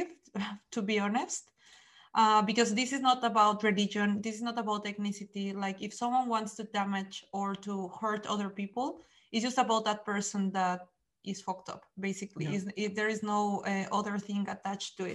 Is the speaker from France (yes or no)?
no; Mexico; now in Netherlands; I am from Mexico